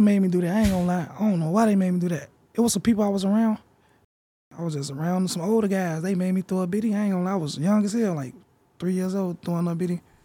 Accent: Chicago, Illinois, United States; I'm from Chicago

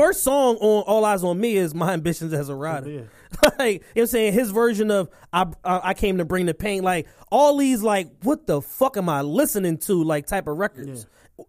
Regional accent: Philadelphia, Pennsylvania, United States; But I'm a Philadelphian, so everybody, you know what I'm saying?

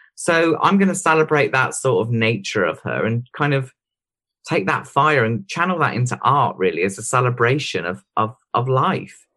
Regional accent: Droitwich, West Midlands, United Kingdom; also born or lived in Worcester; Droit, which was just my hometown where my parents live

